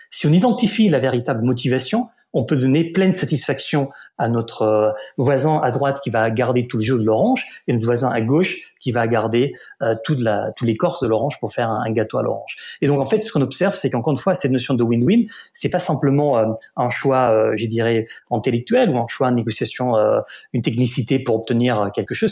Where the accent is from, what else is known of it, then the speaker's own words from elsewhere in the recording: Barcelona, Catalonia, Spain; French is a second language; moved away as an adult; also born or lived in Paris; je suis né à Barcelone, en Catalogne en Espagne